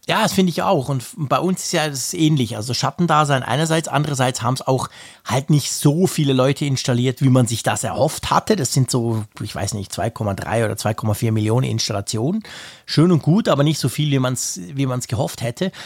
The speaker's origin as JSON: {"language": "German", "country": "Switzerland", "said": "bei uns in der Schweiz"}